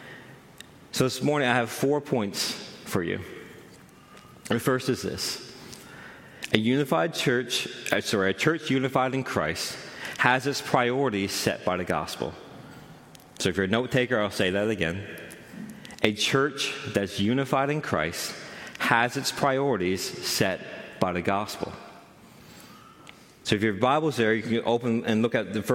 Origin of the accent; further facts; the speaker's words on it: Newfoundland and Labrador, Canada; I'm from Central